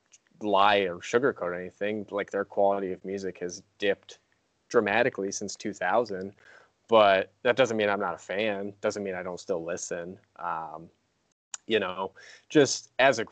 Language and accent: English; Ashville, Ohio, United States; my hometown, Asheville, Ohio